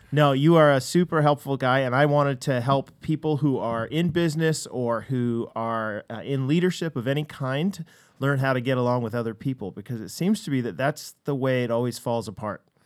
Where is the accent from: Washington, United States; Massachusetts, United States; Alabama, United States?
Washington, United States; Seattle; we're American